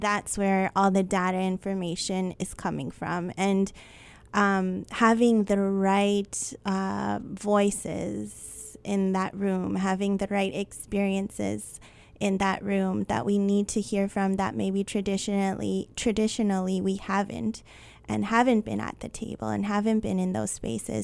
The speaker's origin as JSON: {"language": "English", "town": "Winnipeg", "region": "Manitoba", "country": "Canada", "tie": "born or raised there", "said": "I was born and raised in Winnipeg."}